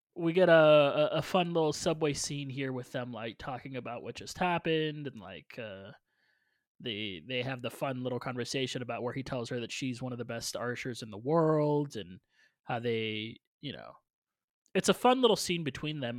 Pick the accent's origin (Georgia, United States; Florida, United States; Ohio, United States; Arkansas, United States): Florida, United States; Orlando; I am from Orlando where Shaquille O'Neal did